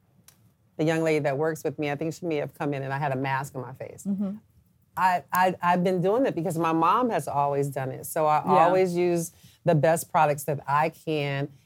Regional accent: Flint, Michigan, United States; I'm from Flint, Michigan, the best town in the country

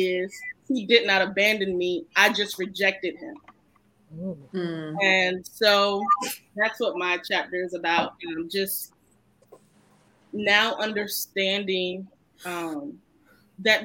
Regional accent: Chesapeake, Virginia, United States; also born or lived in Camilla, Georgia; I was born in Camilla, Georgia, but I was raised in Chesapeake, Virginia

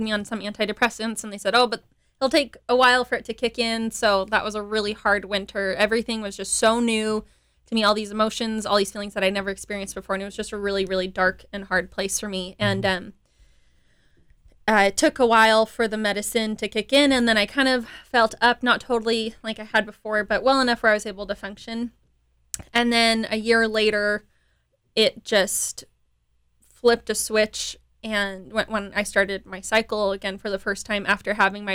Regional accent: Dallas, Texas, United States; also born or lived in Utah; now in Houston, United States; I grew up in Dallas, Texas

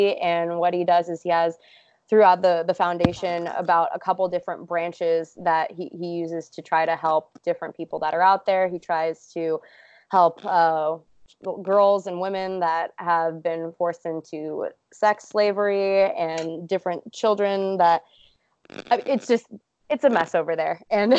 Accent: Los Angeles, California, United States; Oh man, there's a really good joke that people that live on the coasts, and I'm from Los Angeles, say that anything that's between New York and California is just considered the Midwest.

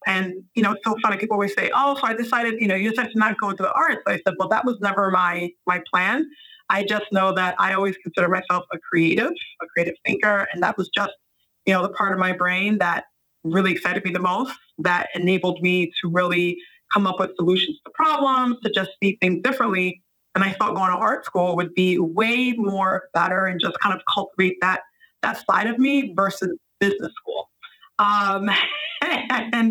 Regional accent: New York City, New York, United States; moved away; also born or lived in Bronx / Washington Heights / Northern New Jersey / Philadelphia; I was born in New York City

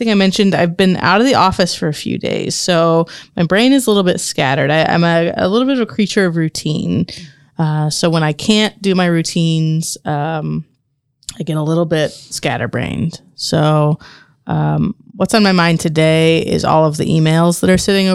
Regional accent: Marion, Indiana, United States; So I was born here in Marion. My parents lived here, grew up here, and several generations, a family going back here. Grew up in the same house my whole life.

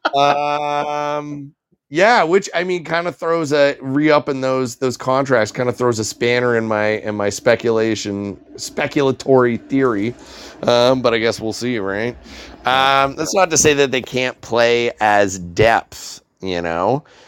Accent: Canada; as a Canadian citizen

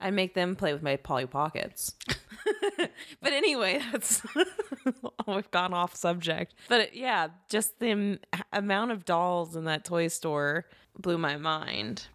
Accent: Louisiana, United States; moved away; I grew up in Louisiana

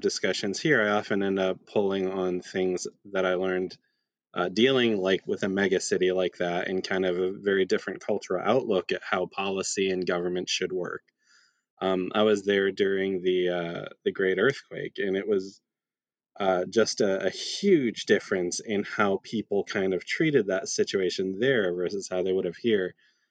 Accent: Lakeville, Indiana, United States; moved away as an adult; also born or lived in Tokyo, Japan / South Bend, Indiana; I'm from the area. I grew up in Lakeville, a rural community about 10 minutes south of South Bend

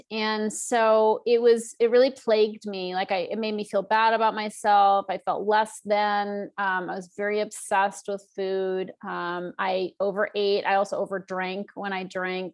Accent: Northeast, United States; I grew up in the Northeast and it was very stodgy

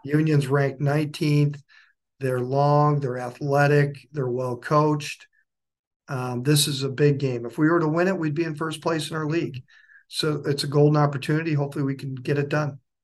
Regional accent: Waupaca, Wisconsin, United States; moved away as an adult; also born or lived in Illinois / Indiana / Minnesota; now in Dayton, Tennessee, United States; I grew up in Wisconsin, close to a town called Wapaka, Wisconsin

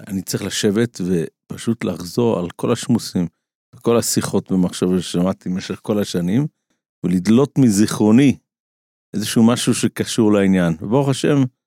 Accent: Israel; כשאני גדלתי בעולם הישיבות פה בארץ לפני 30 שנה

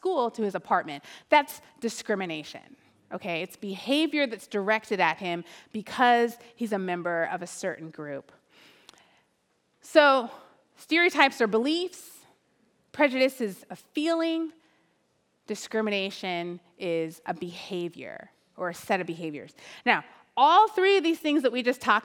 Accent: Oakland, California, United States; I'm from Oakland.

